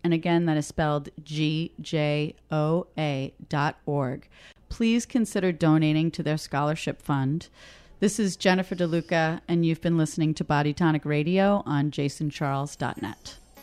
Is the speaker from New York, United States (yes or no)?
yes; New York City, New York, United States; I'm Italian from Queens